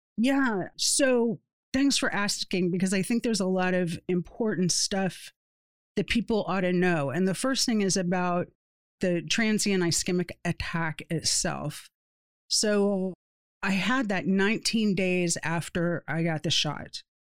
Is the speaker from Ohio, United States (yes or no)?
no; Satellite Beach, Florida, United States; moved away; also born or lived in East Tennessee; people that I grew up with in Satellite Beach or people that I went to school with in East Tennessee